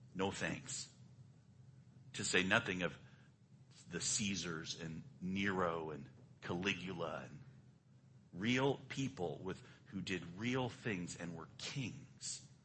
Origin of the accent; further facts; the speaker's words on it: United States; I'm an American